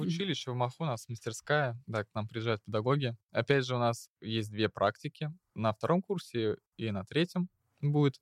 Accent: Moscow, Russia; мне 18 лет, я из города Москва

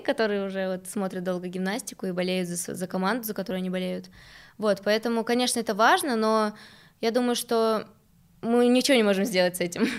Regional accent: Novocheboksarsk, Chuvashia, Russia; now in Moscow, Russia; Я из Новочебоксарска, во-первых, во-вторых, это маленький город

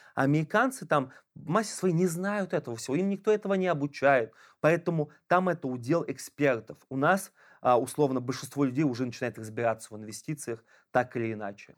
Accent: Ulyanovsk, Ulyanovsk Oblast, Russia; я из Ульяновска

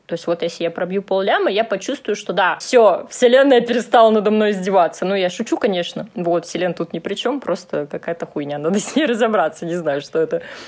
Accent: Moscow, Russia; also born or lived in Dnipro; я тоже родилась в Москве

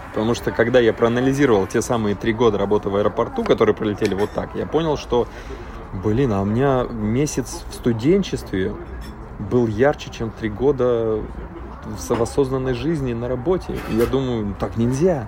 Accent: Yagodninsky District, Magadan Oblast, Russia; moved away as an adult; also born or lived in Saint Petersburg; до 11 класса я учился в в Ягодинском районе, поселочек Мелга, Тоскан, это порядка 500 километров от э, города. Вот, поэтому вырос практически в тайге

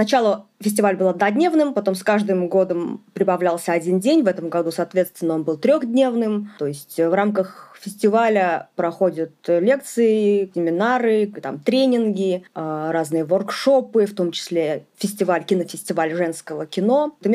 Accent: Ufa, Bashkortostan, Russia; э, я из Уфы, Республика Башкортостан.

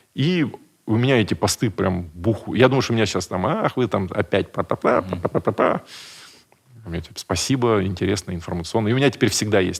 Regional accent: Buryatia, Russia; Я вообще из Бурятии, я, чтобы вы понимали, какая моя культура

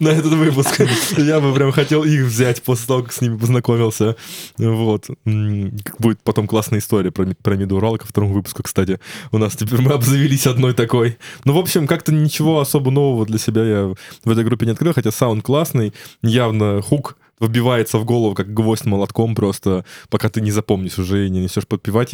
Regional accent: Ryazan, Ryazan Oblast, Russia; я сам из Рязани

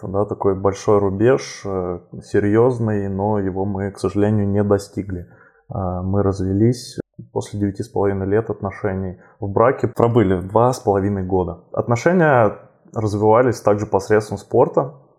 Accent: southern Russia, Russia; moved away as an adult; now in Moscow, Russia; мой родной город, э, на юге России

